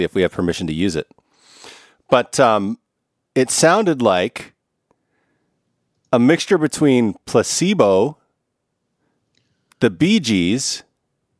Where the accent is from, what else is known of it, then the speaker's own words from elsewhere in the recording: Vancouver, British Columbia, Canada; moved away; They're from my hometown